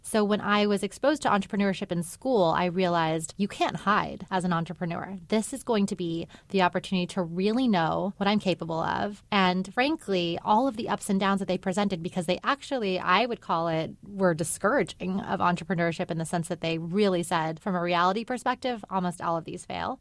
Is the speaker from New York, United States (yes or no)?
no; El Paso, Texas, United States; I'm from El Paso, Texas